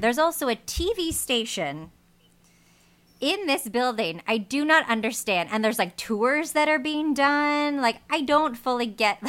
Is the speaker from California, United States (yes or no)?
yes; Los Angeles, California, United States; we're from Los Angeles